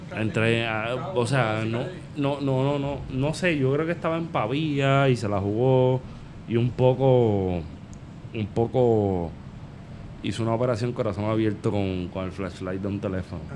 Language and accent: Spanish; Vega Baja, Puerto Rico; yo soy de Vega Baja